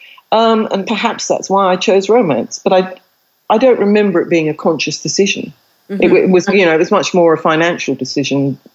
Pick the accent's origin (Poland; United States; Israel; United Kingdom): United Kingdom; England; moved away as an adult; also born or lived in India; now in Australia; I've lived in Australia longer than I've lived in England, except I can't get rid of my accent